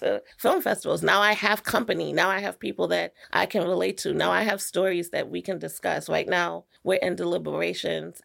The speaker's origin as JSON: {"language": "English", "town": "New York City", "region": "New York", "country": "United States", "said": "I'm from New York"}